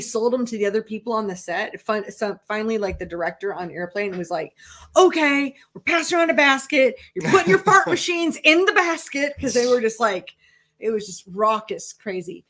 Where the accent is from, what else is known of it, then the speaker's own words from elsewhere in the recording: Minnesota, United States; moved away; also born or lived in Iowa; I grew up in Minnesota